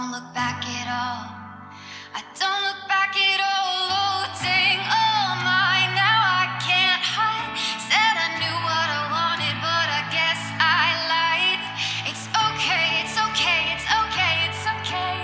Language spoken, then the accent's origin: English; Zanesville, Ohio, United States; I'm from Zanesville, Ohio.